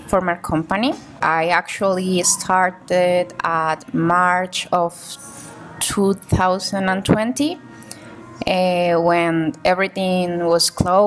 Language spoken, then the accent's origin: English; Cali, Valle del Cauca, Colombia; I'm from Cali, Colombia